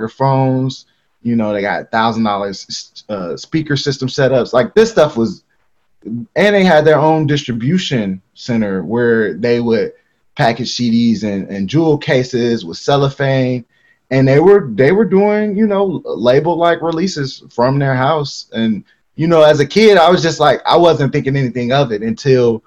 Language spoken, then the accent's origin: English; Harvey, Illinois, United States; I was born in Harvey. It's about, let's say, 25 minutes from downtown Chicago